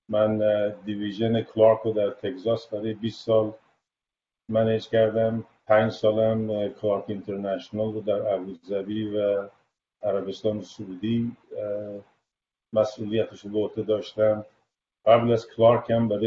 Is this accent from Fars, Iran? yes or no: no; Tehran, Tehran Province, Iran; moved away as an adult; now in United States; بله صد درصد من متولد تهرانم و فارغ التحصیل در بیرستان البرز به بله. من مال اون گروه آخر نظام قدیمه که بعد از من شدن نظام راهنمایی من آخرین فارغ تاثیر نظام قدیم از دبیرستان البرزم